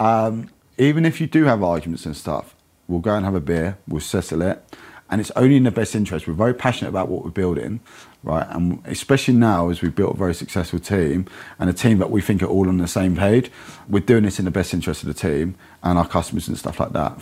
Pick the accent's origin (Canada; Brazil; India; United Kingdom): United Kingdom; Kent, South East England; moved away as an adult; also born or lived in London; I grew up in Kent, moved down to London at nineteen